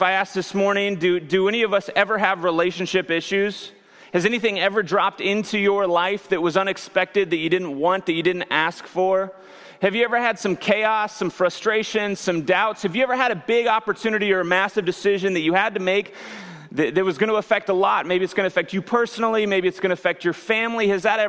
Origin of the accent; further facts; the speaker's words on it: near Branson, Missouri, United States; I grew up near Branson, Missouri